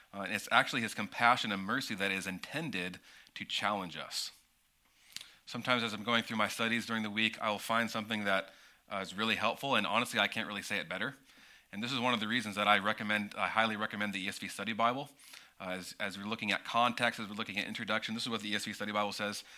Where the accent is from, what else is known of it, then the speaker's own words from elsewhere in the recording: United States; as an American, growing up in an American church and in American culture